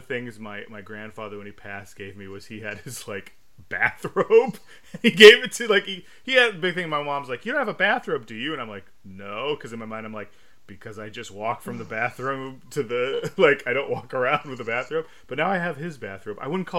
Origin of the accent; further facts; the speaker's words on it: United Kingdom; accent: British; Shout out to Larry's, where I flaunt my British accent whenever I visit.